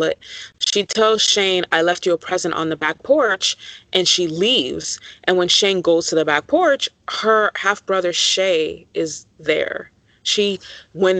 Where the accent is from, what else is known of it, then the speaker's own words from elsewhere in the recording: South Florida, United States; I grew up in South Florida